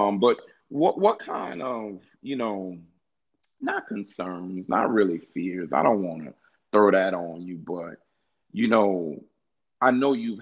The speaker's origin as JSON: {"language": "English", "region": "Louisiana", "country": "United States", "said": "I'm from Louisiana too"}